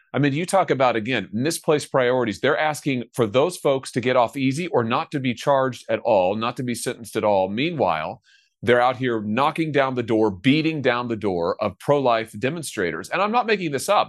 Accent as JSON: {"language": "English", "region": "Missouri", "country": "United States", "said": "my home state of Missouri"}